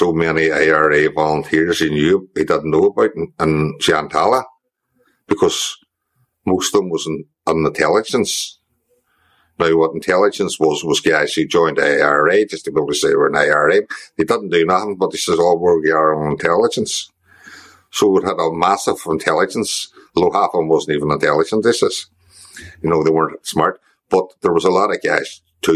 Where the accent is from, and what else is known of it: Derry, Northern Ireland, United Kingdom; born or raised there; also born or lived in England